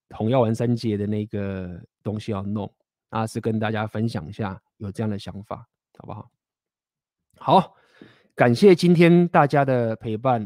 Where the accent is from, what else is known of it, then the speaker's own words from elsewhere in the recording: Taiwan; accent: Taiwanese; 我他妈就是台湾人，我就是一个台湾的男孩